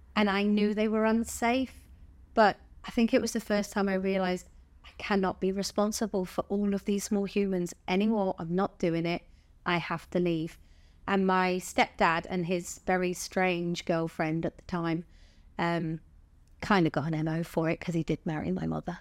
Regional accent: Bournemouth, South West England, United Kingdom; I'm originally from Bournemouth. Um, I was born there.

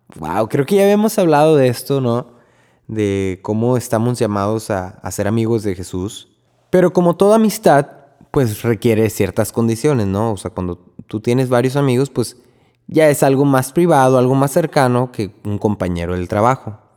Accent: Río Bravo, Tamaulipas, Mexico; moved away as an adult; now in Corpus Christi, United States; yo soy de Río Bravo, Tamaulipas, y estoy aquí en casa de mis papás, mi casa

